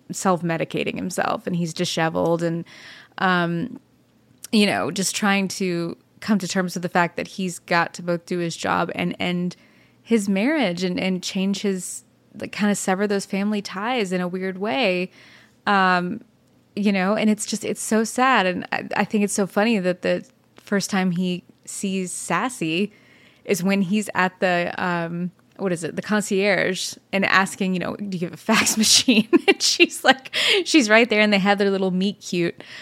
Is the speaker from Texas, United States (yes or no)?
yes; Dallas, Texas, United States; also born or lived in Fort Worth, Texas; I was born in Fort Worth and raised in Dallas